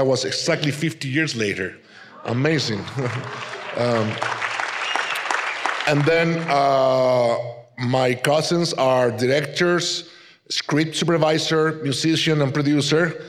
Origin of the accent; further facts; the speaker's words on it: Madrid, Community of Madrid, Spain; English is a second language; also born or lived in Canary Islands, Spain; 3 years after, we moved to Madrid, and I was raised in Madrid. So I kind of consider myself a madrileño, a person from Madrid, because that's where I was grown